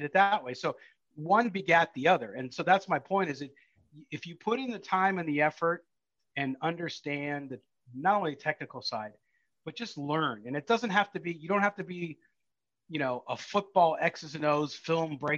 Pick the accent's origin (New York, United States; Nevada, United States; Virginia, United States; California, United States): California, United States; San Diego; moved away as an adult; now in Las Vegas, United States; I grew up in San Diego